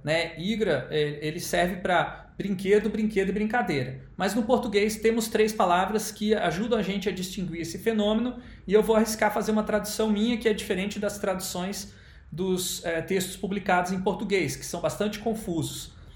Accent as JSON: {"language": "Portuguese", "region": "Rio de Janeiro", "country": "Brazil", "tie": "born or raised there", "said": "cidade onde eu nasci, no Rio de Janeiro"}